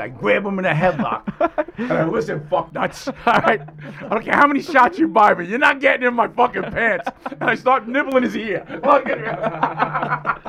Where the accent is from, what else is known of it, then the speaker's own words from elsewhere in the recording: New York City, New York, United States; I grew up Italian because I grew up in Throgs next, all Italian